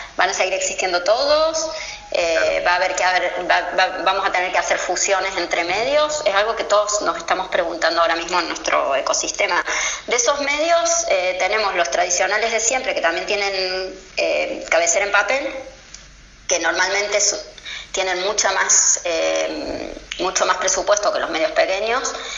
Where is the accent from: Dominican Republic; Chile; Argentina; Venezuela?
Argentina; now in Spain; cuando viene de Argentina a España